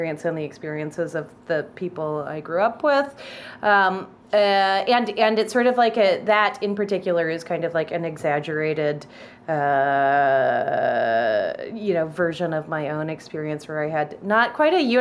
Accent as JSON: {"language": "English", "town": "Victoria", "region": "British Columbia", "country": "Canada", "tie": "born or raised there", "also_born_or_lived": "Wisconsin / Chicago", "moved": "as an adult", "lives_now": "United States", "said": "the church that I went to growing up in Victoria"}